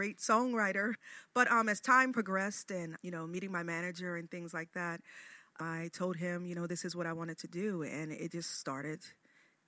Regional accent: Chester, Pennsylvania, United States; now in Wilmington, United States; I'm originally from Chester, Pennsylvania

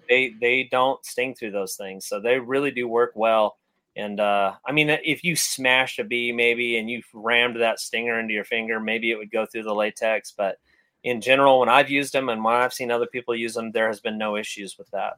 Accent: California, United States; growing up in California

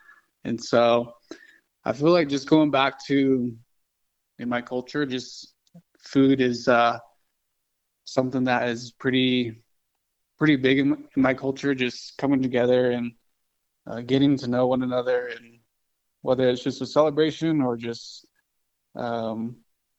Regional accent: Kirtland, New Mexico, United States; I'm from Kirtland, New Mexico.

